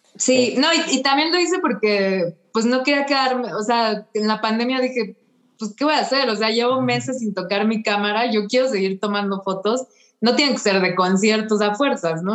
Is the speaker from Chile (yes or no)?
no; Mexico; soy una fotógrafa, vengo de México